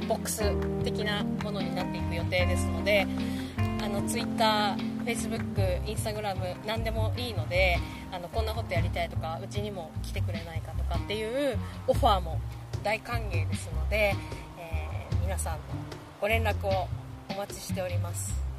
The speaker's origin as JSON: {"language": "Japanese", "town": "Sapporo", "region": "Hokkaido", "country": "Japan", "tie": "born or raised there", "said": "私は、あの、札幌出身で"}